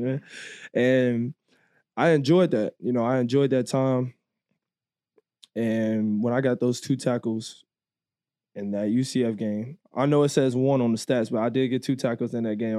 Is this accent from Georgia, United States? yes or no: yes; Georgia, United States; moved away; I grew up in Georgia for, like, the four years, you know, so, like, Atlanta's right down the street from me.